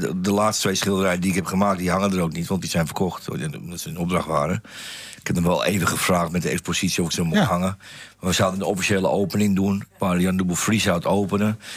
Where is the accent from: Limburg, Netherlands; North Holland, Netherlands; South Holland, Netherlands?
North Holland, Netherlands; Amsterdam; Dan kom ik wel uit de Jordaan Amsterdam, dan ben je natuurlijk al heel snel plat